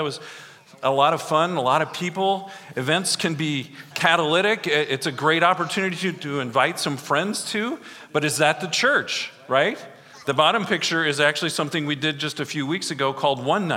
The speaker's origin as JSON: {"language": "English", "town": "Grundy Center", "region": "Iowa", "country": "United States", "said": "I'm from Grundy Center"}